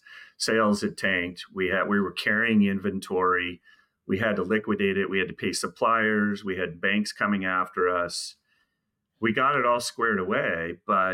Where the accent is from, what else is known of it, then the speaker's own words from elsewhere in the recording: California, United States; moved away as an adult; also born or lived in Houston, Texas; we're both from California. I'm a native of California